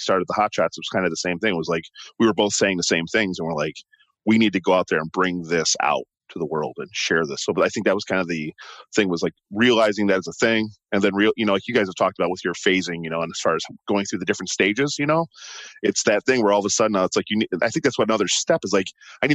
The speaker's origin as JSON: {"language": "English", "town": "Milwaukee", "region": "Wisconsin", "country": "United States", "said": "I'm from Milwaukee, and Milwaukee, you know, has plenty of coast"}